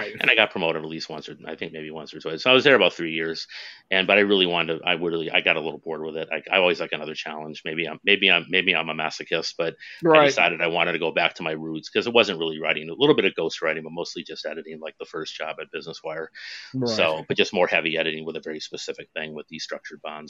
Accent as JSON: {"language": "English", "region": "Western Massachusetts", "country": "United States", "also_born_or_lived": "New Jersey / New York", "moved": "as an adult", "said": "in Massachusetts, where I'm from Western Massachusetts"}